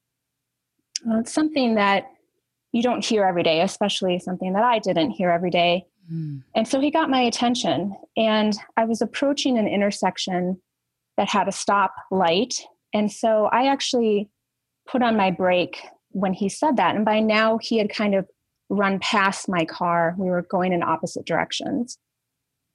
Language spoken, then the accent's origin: English; central Minnesota, United States; I grew up in Minnesota, very small town in central Minnesota, had that quote unquote normal childhood in rural America